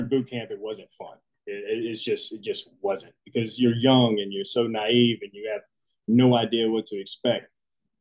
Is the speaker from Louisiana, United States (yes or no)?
yes; Jackson, Louisiana, United States; also born or lived in Centerville, Mississippi; now in Houston, United States; we actually lived in a little town called Jackson, Louisiana. Centerville was just the closest hospital there whenever I was ready to come into this world, so to speak. So yeah, they went up there to Mississippi. That's where I was born. And then I'm pretty much born and raised in South Louisiana